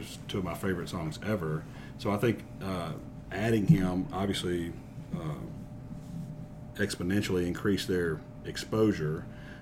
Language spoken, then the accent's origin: English; the South, United States; as a Southerner